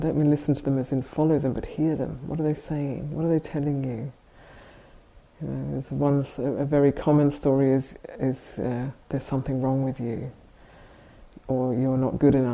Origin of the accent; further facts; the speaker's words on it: United Kingdom; we're both British